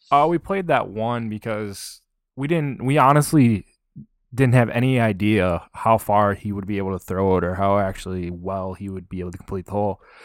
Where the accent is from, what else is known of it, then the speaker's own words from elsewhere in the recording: Minnesota, United States; I'm from Minnesota